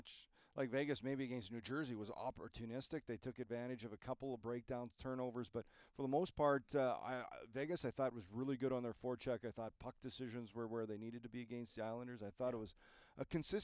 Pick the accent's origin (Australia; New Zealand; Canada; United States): Canada; Manitoba; moved away